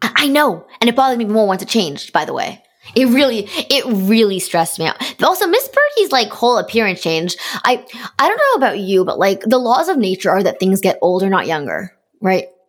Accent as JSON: {"language": "English", "country": "Canada", "said": "am being Canadian"}